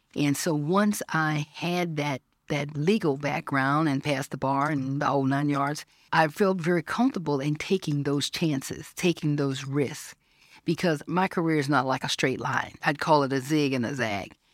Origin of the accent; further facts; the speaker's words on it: Georgia, United States; When I was thirteen, growing up in Georgia